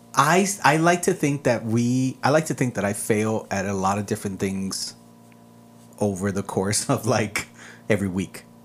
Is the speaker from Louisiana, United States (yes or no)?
no; El Paso, Texas, United States; first language Spanish; English is a second language; also born or lived in Ciudad Juárez, Mexico; I was born here in El Paso